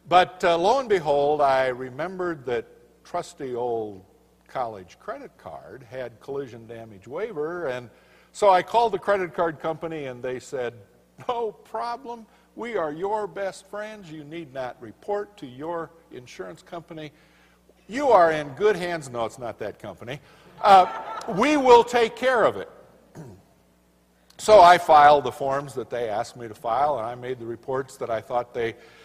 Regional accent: Colorado, United States; I'm from Colorado

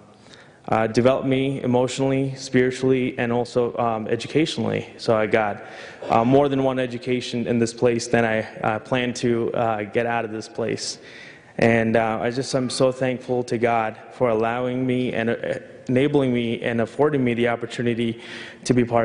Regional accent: New York, United States; moved away as an adult; I grew up in New York

